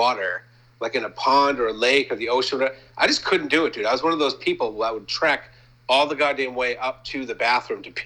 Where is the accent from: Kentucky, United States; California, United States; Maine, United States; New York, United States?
Maine, United States; moved away; I'm from Maine